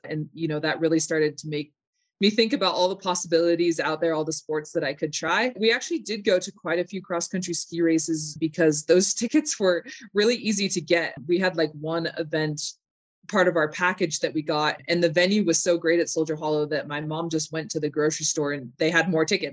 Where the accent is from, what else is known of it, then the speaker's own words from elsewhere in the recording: Park City, Utah, United States; also born or lived in Salt Lake City, Utah; I was born in Salt Lake, and I moved up to Park City when I was about two